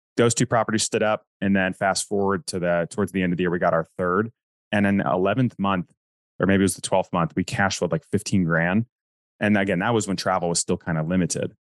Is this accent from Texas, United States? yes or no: no; North Carolina, United States; I grew up in North Carolina